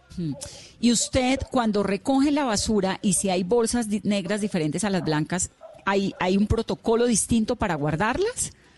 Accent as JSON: {"language": "Spanish", "town": "Cali", "region": "Valle del Cauca", "country": "Colombia", "said": "Usted es caleño, yo también"}